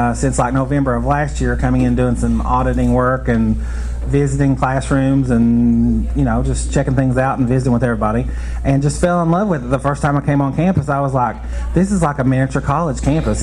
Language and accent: English; Prestonsburg, Kentucky, United States; moved away as an adult; I'm originally from Prestonsburg in Floyd County in far eastern Kentucky, about 3.5 hours east of here. Graduated from Prestonsburg High School in 95